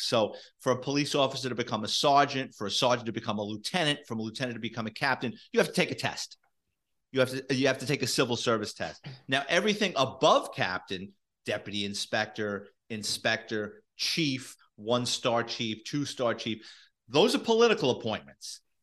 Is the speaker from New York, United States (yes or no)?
yes; New York City, New York, United States; me growing up in the Bronx in New York City in the seventies and eighties